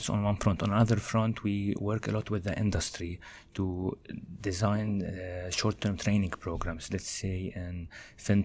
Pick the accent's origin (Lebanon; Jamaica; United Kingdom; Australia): Lebanon; moved away as an adult; now in Canada; I studied in Lebanon, my home country. Then when I moved to Canada here, I did my master's over here